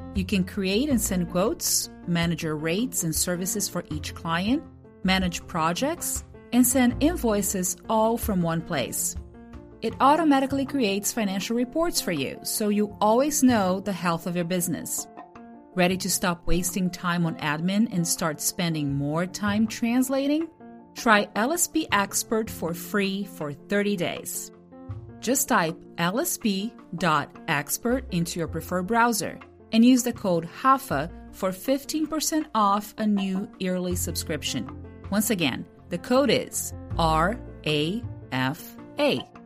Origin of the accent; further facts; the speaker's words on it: Brazil; first language Portuguese; English is a second language; moved away as an adult; I still speak Portuguese because it's been almost two decades now that I've been away from Brazil